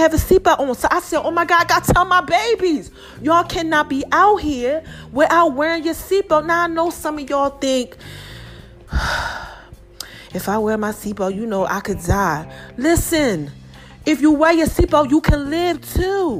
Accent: New Jersey, United States; now in Atlanta, United States; I'm from Jersey. They teach you how to do defensive driving up there.

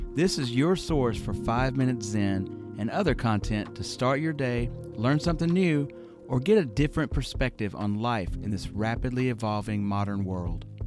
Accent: the South, United States; I'm from the South

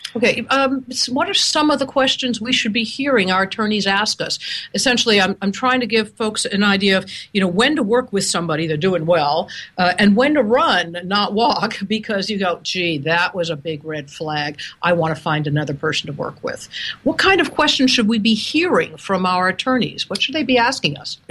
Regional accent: Seattle, Washington, United States; I'm calling you from, oh, Seattle, Washington. Isn't that amazing? my hometown.

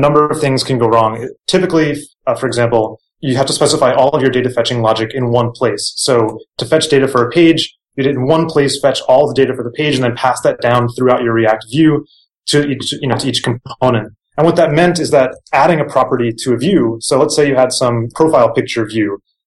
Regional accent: New Jersey, United States; moved away; also born or lived in New York / Japan; I grew up in Jersey, went to NYU, lived in Japan for a while

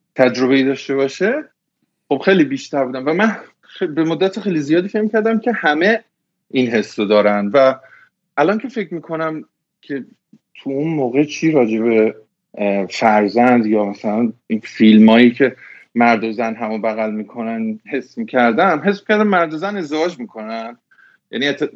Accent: Tehran, Tehran Province, Iran; moved away as an adult; now in United States; توی تهران بزرگ شدم و رفتم حالا به قول شما شریف و بعدش دیگه 23 سالگی اومدم آمریکا

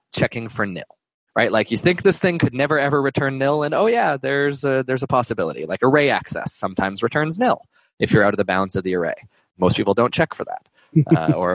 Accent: Canada; moved away; I'm Canadian originally, so my French accent can drive a little bit more in there.

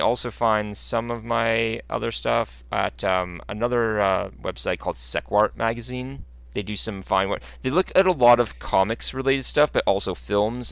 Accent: Canada; I'm a Canadian guy

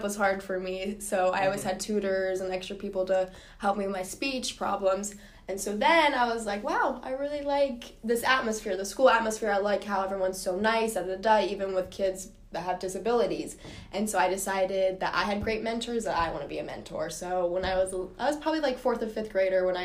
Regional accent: Parker, Colorado, United States; moved away as an adult; now in Orlando, United States; I'm from Parker, Colorado

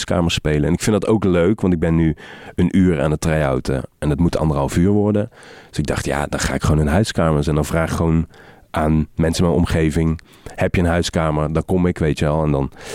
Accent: Helmond, North Brabant, Netherlands; ik heb in Helmond op de middelbare school gezeten

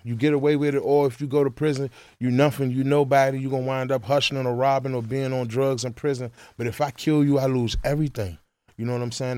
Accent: Washington, District of Columbia, United States; I'm from Northeast, the Pentacles. Fifteen, thirteen, Benton Road Apartment, F thirteen, Benton Road, Northeast Washington, D C

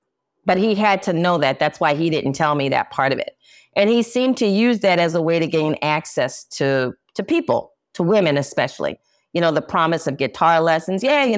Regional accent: New Orleans, Louisiana, United States; New Orleans.

